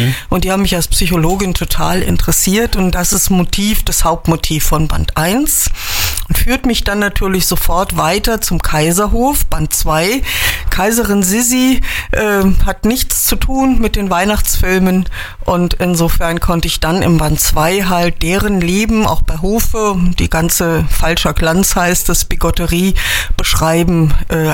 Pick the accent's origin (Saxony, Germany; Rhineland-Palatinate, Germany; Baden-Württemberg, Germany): Rhineland-Palatinate, Germany; Trier; born there; now in Windesheim, Germany; Ich lebe in Windesheim, aber ich bin eigentlich gebürtig aus Trier.